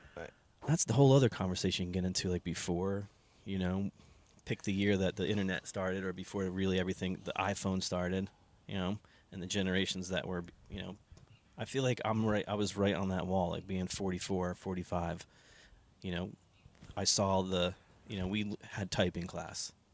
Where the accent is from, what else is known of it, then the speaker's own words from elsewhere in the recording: United States; we grew up in New Jersey, New York